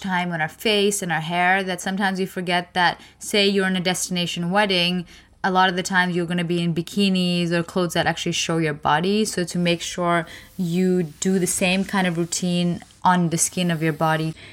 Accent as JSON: {"language": "English", "country": "India", "said": "I'm Indian"}